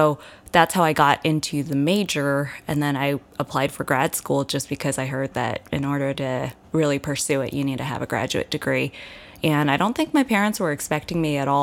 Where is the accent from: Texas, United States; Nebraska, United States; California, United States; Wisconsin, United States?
California, United States; San Gabriel Valley; I'm from the San Gabriel Valley